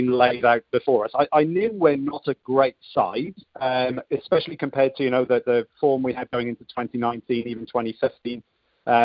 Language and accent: English; Wales, United Kingdom; Being a Welshman